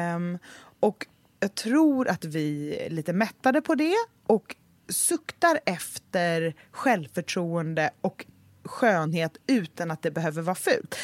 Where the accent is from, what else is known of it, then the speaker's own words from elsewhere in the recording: Gothenburg, Västra Götaland, Sweden; now in Stockholm, Sweden; min uppväxt i Göteborg